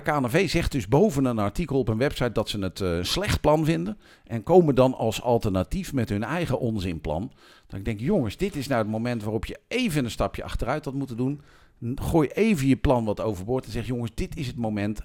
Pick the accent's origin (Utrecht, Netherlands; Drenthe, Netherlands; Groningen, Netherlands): Utrecht, Netherlands; Amersfoort; ik kom uit Amersfoort.